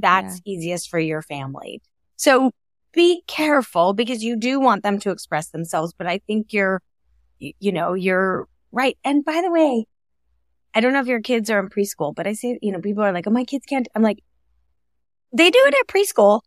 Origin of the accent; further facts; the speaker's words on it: California, United States; I grew up in California.